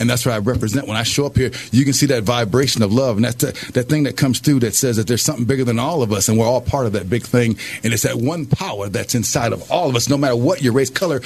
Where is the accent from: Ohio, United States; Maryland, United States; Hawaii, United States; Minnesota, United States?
Minnesota, United States; Minneapolis; also born or lived in Albuquerque, New Mexico; I was born in Albuquerque, New Mexico. I was raised here in Minneapolis, Minnesota